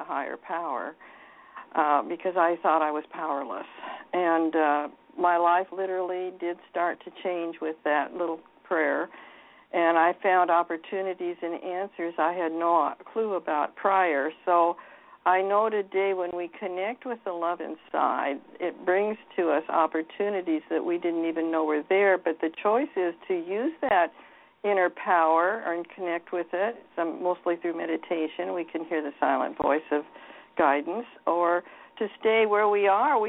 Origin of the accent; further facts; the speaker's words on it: Seattle, Washington, United States; I was raised in Seattle, Washington. I've always lived in the Pacific Coast area